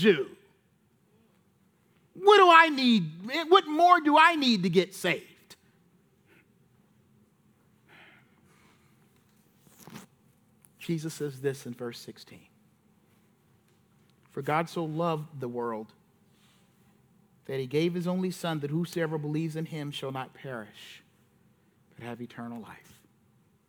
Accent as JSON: {"language": "English", "region": "South Carolina", "country": "United States", "said": "I'm from South Carolina."}